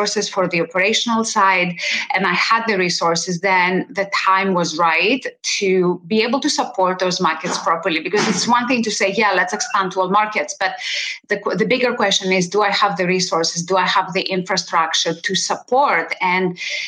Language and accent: English; Greece; moved away; I was born in Greece